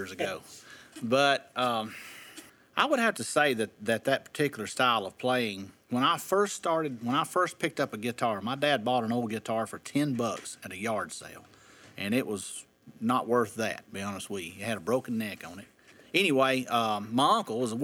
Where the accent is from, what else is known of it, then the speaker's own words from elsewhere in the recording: Drakesboro, Kentucky, United States; when I was a kid in Drakesboro, Kentucky, with my great-grandparents, my grandparents, and all my mom's family were from Drakesboro, and Mose Rager was a neighbor. And so I grew up around Mose Rager